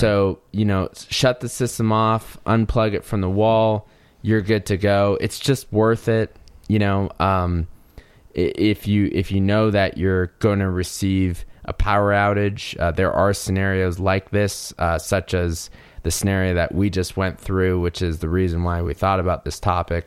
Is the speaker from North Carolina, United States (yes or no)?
yes; North Carolina, United States; now in Colorado, United States; I grew up in North Carolina, which is kinda considered the, the Southeast as well in the United States.